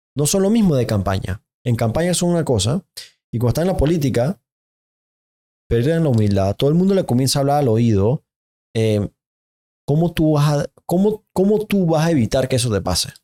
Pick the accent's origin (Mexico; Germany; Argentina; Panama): Panama; Yo como panameño